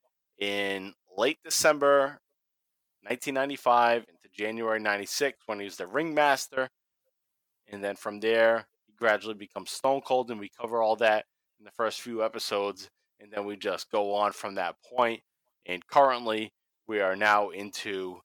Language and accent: English; Massachusetts, United States; We're from Massachusetts